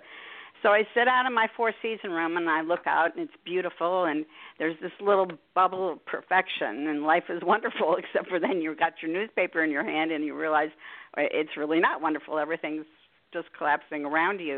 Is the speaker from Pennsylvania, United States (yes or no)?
yes; Harrisburg, Pennsylvania, United States; I am from Harrisburg, Pennsylvania